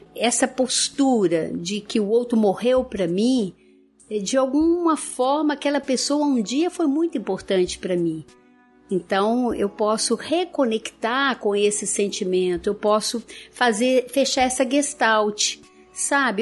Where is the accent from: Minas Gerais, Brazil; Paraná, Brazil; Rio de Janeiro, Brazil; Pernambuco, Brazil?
Minas Gerais, Brazil; interior of; Lá na minha terra, interior de Minas